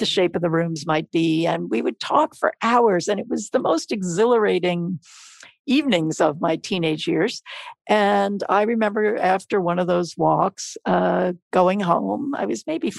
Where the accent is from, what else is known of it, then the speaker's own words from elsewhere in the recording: New York City, New York, United States; I was born in New York City and grew up in Queens, a neighborhood called Douglaston